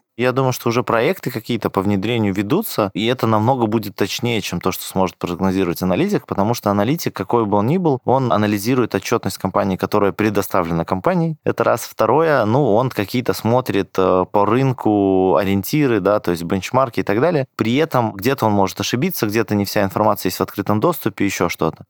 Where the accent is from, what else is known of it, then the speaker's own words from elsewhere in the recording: Belarus; я сам родом из Беларуси